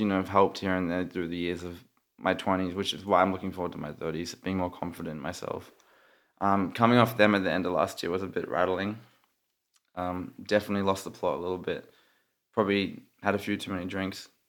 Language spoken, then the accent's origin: English; Australia; moved away; I'm Australian